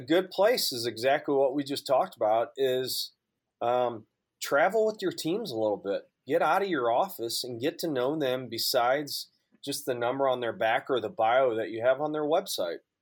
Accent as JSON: {"language": "English", "area": "just outside of St. Louis", "region": "Southern Illinois", "country": "United States", "tie": "born or raised there", "also_born_or_lived": "Durham, North Carolina", "lives_now": "St. Louis, United States", "said": "I'm born and raised in Southern Illinois, just outside of St. Louis"}